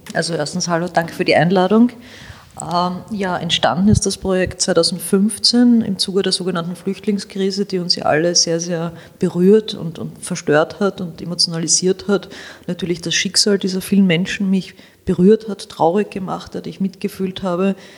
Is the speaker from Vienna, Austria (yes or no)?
yes; Vienna, Austria; ich bin Wienerin, ich bin in der Josefstadt groß geworden, ich lebe noch immer in der Josefstadt